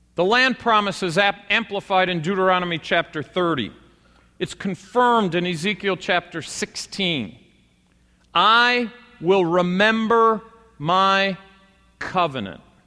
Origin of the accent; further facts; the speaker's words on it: United States; we as American Christians